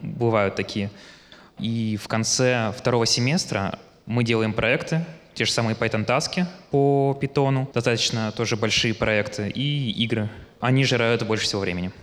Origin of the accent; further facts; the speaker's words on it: Yekaterinburg, Sverdlovsk Oblast, Russia; я из Екатеринбурга.